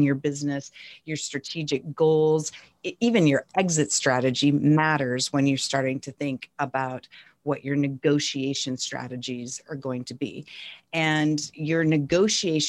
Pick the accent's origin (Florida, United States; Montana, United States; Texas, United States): Montana, United States; North Central; now in California, United States; I grew up in North Central Montana on a tiny ranching town in rural Montana.